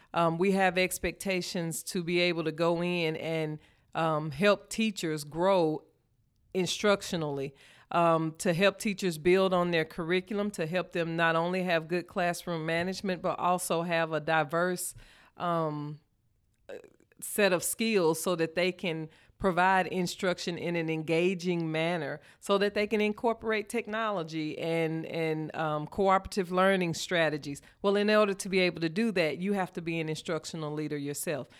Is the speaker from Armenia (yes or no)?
no; Shannon, Mississippi, United States; I grew up in Shannon, Mississippi, Poplar Springs community